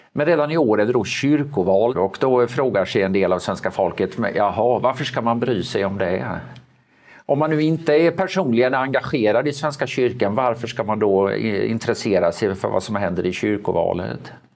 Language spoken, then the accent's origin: Swedish; Sweden; Jag är liksom uppväxt i ett Sverige när det var panik när arbetslösheten gick över 2